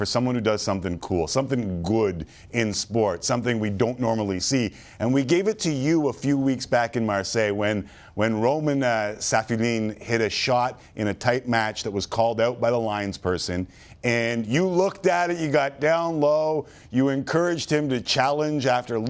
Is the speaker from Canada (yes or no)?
yes; Canada; I know we're Canadian